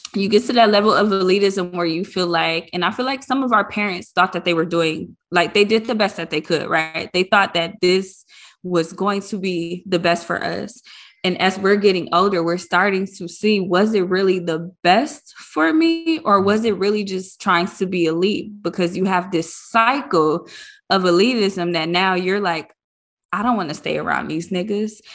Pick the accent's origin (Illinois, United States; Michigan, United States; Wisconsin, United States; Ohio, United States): Michigan, United States; Detroit; I grew up in Detroit public schools